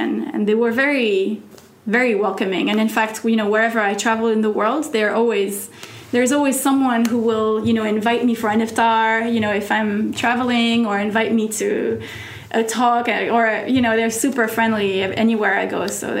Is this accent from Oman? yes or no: yes; Oman; English is a second language; moved away as an adult; also born or lived in France; I grew up in the Middle East pretty much, you know. I moved to Oman when I was 10 years old and, you know, until I was 19. And then I've been living here for 11 years.